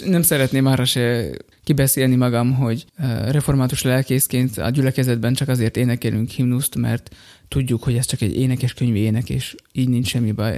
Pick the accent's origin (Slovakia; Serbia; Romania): Slovakia; Ugye felvidékiek vagyunk, magyarok vagyunk